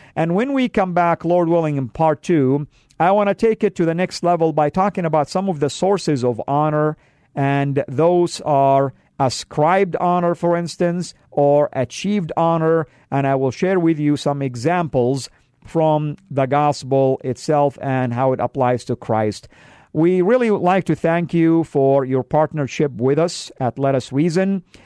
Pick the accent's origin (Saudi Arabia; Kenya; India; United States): Saudi Arabia; moved away; I come from the Middle East, from Saudi, and we, uh, men like to dress up with white garments